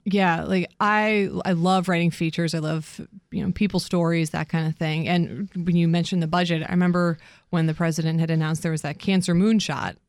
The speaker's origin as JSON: {"language": "English", "town": "Columbus", "region": "Ohio", "country": "United States", "tie": "born or raised there", "also_born_or_lived": "New York / Connecticut", "moved": "as an adult", "lives_now": "Washington, D.C., United States", "said": "I grew up in Ohio. I mean, originally, originally from New York, but moved in, you know, spent my formative years in, in Ohio"}